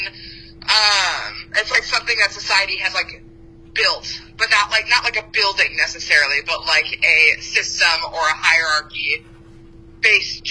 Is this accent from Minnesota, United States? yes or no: yes; Minnesota, United States; moved away; also born or lived in Missouri; from Minnesota, moved to Missouri, now back in Minnesota, and moving back to Missouri